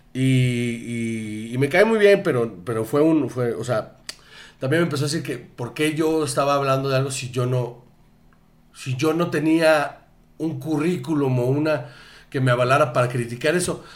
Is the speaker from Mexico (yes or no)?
yes; Sonora, Mexico; yo soy de, Sonora.